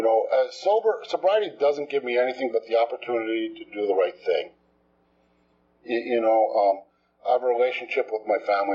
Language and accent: English; New Jersey, United States; moved away as an adult; also born or lived in Texas; I'm from New Jersey. Just moved here.